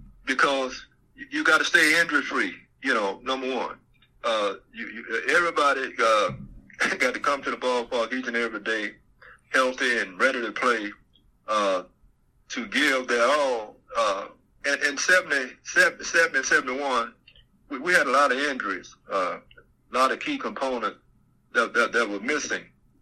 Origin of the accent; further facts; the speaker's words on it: Mobile, Alabama, United States; It was about my hometown. It was about all the people in my hometown.